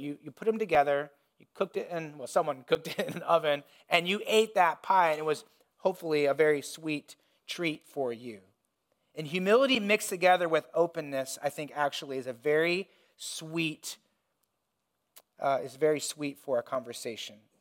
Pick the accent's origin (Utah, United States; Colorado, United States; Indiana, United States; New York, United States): Indiana, United States; when I was growing up, I grew up in Indiana